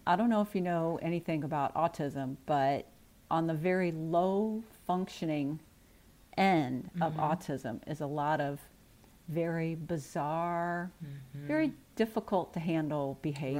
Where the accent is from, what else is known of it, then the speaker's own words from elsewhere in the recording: St. Louis, Missouri, United States; also born or lived in Scott Air Force Base, Illinois; I grew up in the Midwest, the St. Louis metropolitan okay. area.